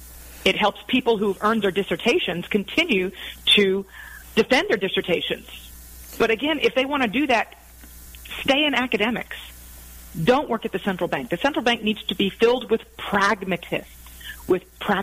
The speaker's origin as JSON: {"language": "English", "country": "United States", "said": "as an American"}